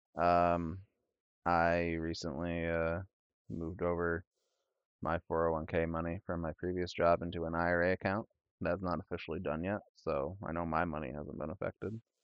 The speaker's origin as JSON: {"language": "English", "region": "northern Illinois", "country": "United States", "accent": "Illinois and Wisconsin", "said": "from, uh, northern Illinois. I got the, the worst part of, uh, Illinois and the worst part of, uh, Wisconsin, uh, in my accent"}